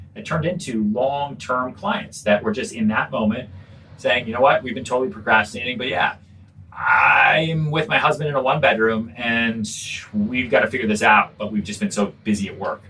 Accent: outside Boston, North Shore, Massachusetts, United States; also born or lived in Texas / Long Island; I grew up outside Boston, really. I was I lived on Long Island for a little bit, but really kind of my, my formative years. So, you know, junior high, high school was was outside Boston and the North Shore.

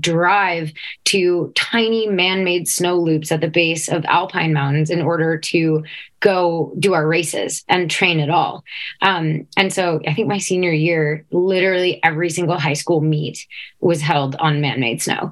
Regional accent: Afton, Minnesota, United States; I grew up in Afton, Minnesota

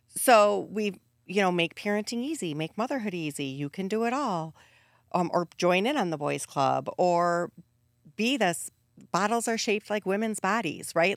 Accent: Wisconsin, United States; Growing up in Wisconsin, the culture is so centered around alcohol

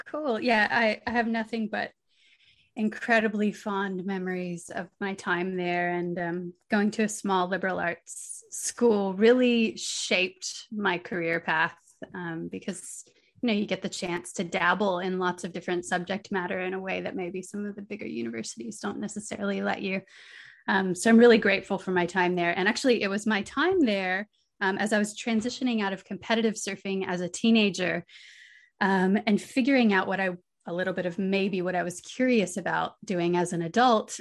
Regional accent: St. Augustine, Florida, United States; moved away as an adult; now in Byron Bay, Australia; I grew up in Saint Augustine

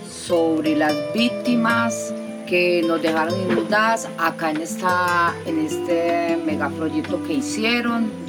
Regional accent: Cauca River Canyon, Antioquia, Colombia; soy de Cañón del Río Cauca.

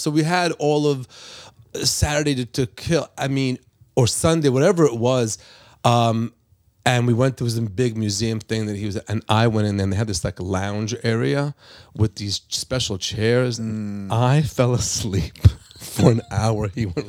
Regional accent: Five Towns, Long Island, New York, United States; We're in the five towns. It's in Long Island. It's like literally, now yeah. It's a super Jewish neighborhood. But it's, back then it was just plain Jewish.

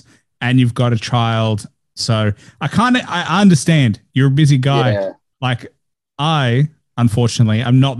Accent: Australia; as an Australian

